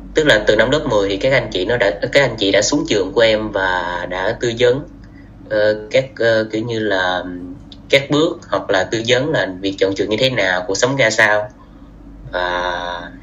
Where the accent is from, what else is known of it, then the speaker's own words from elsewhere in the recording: Vietnam; moved away as an adult; mình là du học sinh mình đến từ Việt Nam tới đây